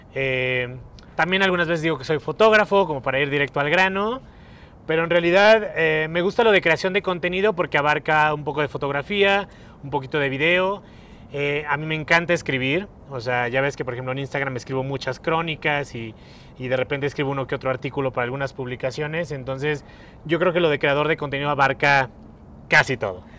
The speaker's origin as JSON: {"language": "Spanish", "country": "Mexico", "said": "No soy italiano, soy muy mexicano"}